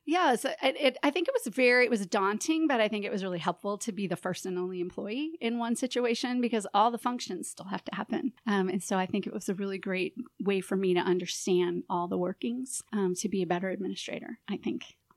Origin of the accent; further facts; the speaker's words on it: St. Louis, Missouri, United States; also born or lived in Phoenix, Arizona / San Francisco, California; I'm originally from Saint Louis, grew up here, and after college, um, moved away and was in the Southwest and in California